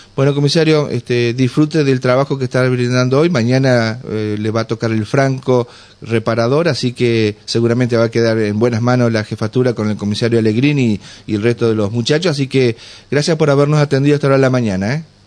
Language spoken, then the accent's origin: Spanish; Gualeguay area, Entre Ríos, Argentina; soy de esa zona también